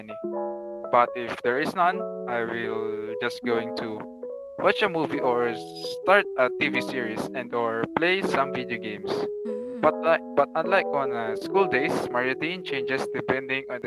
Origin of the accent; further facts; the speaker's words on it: Philippines; our culture as a Filipino